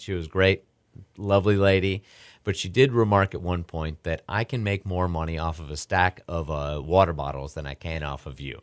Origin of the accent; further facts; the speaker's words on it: New York, United States; now in Houston, United States; growing up in New York, uh, seeing the hot dog guys in Buffalo and seeing New York City